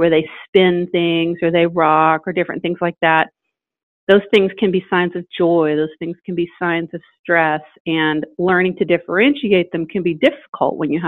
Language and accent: English; Indiana, United States; now in Atlanta, United States; I'm from Indiana.